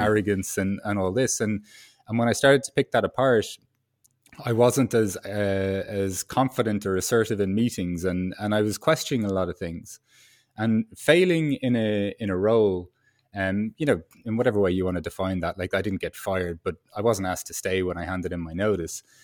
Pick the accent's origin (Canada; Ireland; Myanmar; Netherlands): Ireland; moved away as an adult; as an Irish, um, kid growing up